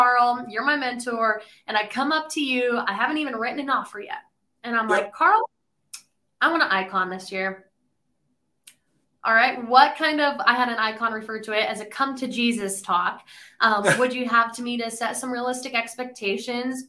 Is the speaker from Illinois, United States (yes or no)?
no; Colorado, United States; moved away as an adult; now in Nashville, United States; I'm actually from Colorado. So I moved to Nashville middle of 2020